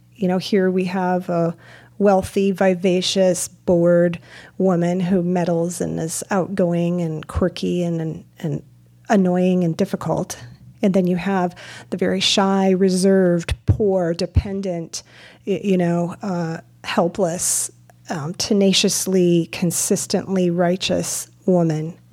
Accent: Midwest, United States; I'm from the Midwest

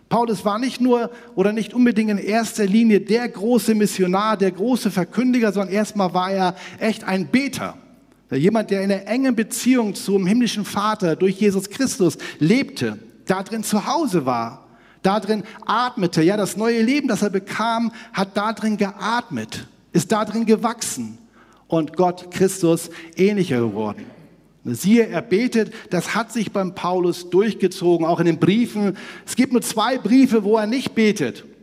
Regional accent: Northern Germany, Germany; ich komme ja aus Hamburg-Bremen da oben

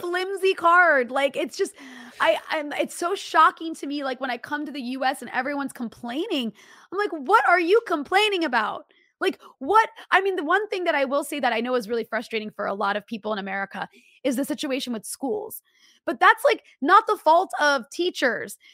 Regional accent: United States; I'm so American

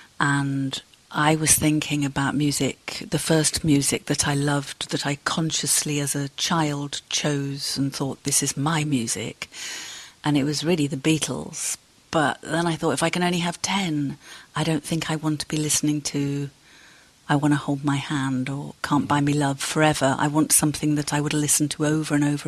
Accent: Cardiff, Wales, United Kingdom; moved away; also born or lived in Halifax, Yorkshire; we moved from Halifax to Cardiff, and that's where I grew up

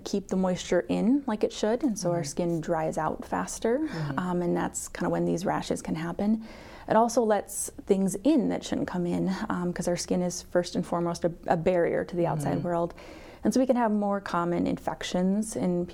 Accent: Mount Vernon, South Dakota, United States; also born or lived in Madison, Wisconsin; I am originally from Mitchell or the Mount Vernon area. I went to school in Mount Vernon

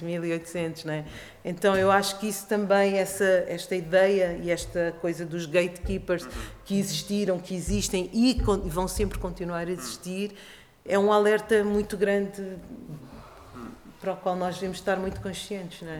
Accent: Portugal; also born or lived in Africa; eu trabalho muito, tenho trabalhado nos últimos anos muito em África, onde eu nasci, mas que toda a minha vida eu vivi em Portugal

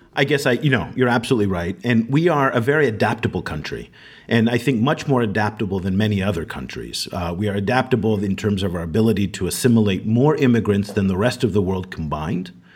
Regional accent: United States; me being American

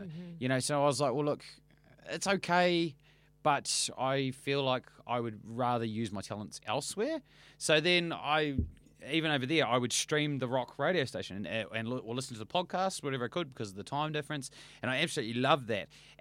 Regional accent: Bluff, Southland, New Zealand; moved away; also born or lived in Invercargill; Mostly in Bluff, small town, and Invercargill, which is like 20 minutes up the road.

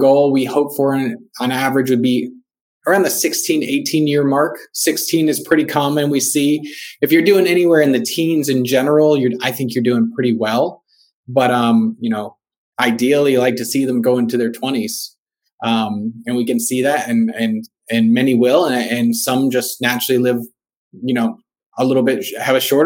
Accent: Miami, Florida, United States; moved away as an adult; also born or lived in Jacksonville, Florida; I grew up in South Florida

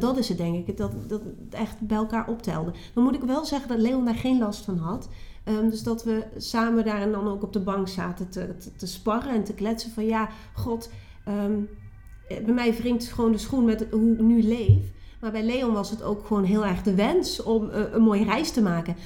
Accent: Geleen, Limburg, Netherlands; moved away as an adult; also born or lived in Nijmegen; ik kom uit Limburg, Zuid-Limburg. Geleen, plaatje Geleen. Onder de rook van DSM, daar kom ik vandaan

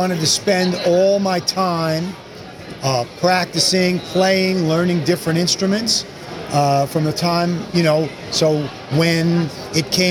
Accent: just outside New York City, United States; I grew up just outside New York City

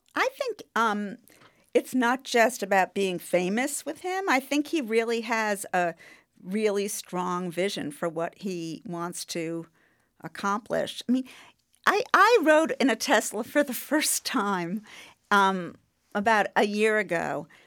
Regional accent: New York, United States; I'm a New Yorker

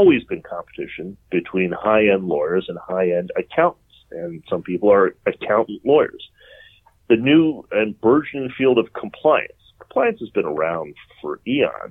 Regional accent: Detroit, Michigan, United States; moved away; I'm from Detroit, the Motor City, a magnificent wreck

